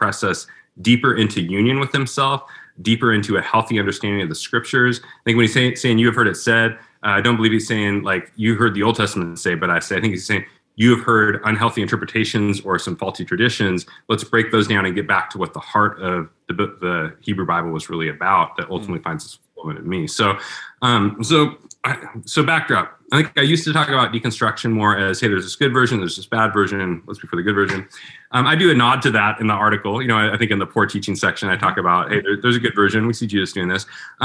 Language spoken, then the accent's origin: English; Portland, United States; my hometown of Portland